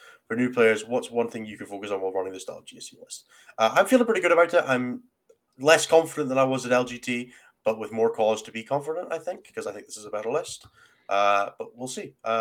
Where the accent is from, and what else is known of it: Scotland, United Kingdom